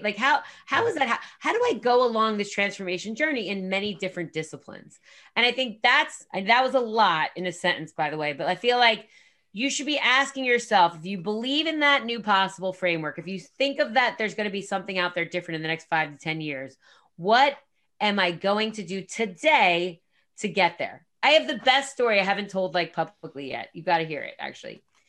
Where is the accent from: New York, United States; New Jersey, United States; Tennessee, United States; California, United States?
New Jersey, United States; I'm from Jersey